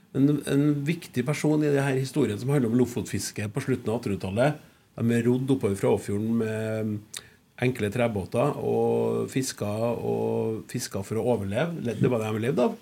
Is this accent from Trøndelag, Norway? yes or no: yes; Klæbu, Trøndelag, Norway; Jeg er jo landkrabbe fra Klæbu